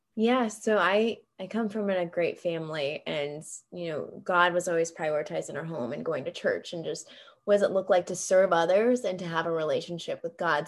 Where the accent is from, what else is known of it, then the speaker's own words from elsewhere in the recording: Greenville, South Carolina, United States; moved away; I'm from Greenville, South Carolina